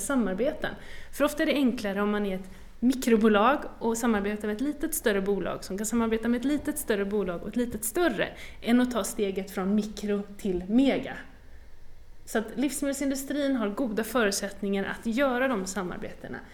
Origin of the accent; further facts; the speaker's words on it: western Sweden, Sweden; Jag kommer ju från västra Sverige